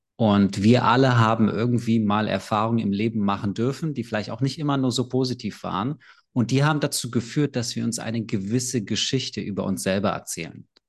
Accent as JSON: {"language": "German", "region": "Berlin", "country": "Germany", "said": "ich bin aus Berlin, ich bin 32"}